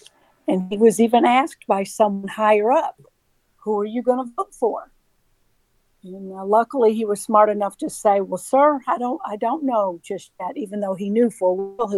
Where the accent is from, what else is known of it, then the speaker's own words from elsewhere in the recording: New York, United States; now in Georgia, United States; I live in Georgia, unfortunately, the most corrupt state in the country. I'm originally from New York, staunch conservative Republican.